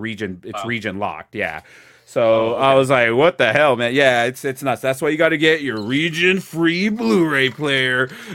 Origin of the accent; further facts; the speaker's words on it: New Jersey, United States; You know, I'm from New Jersey.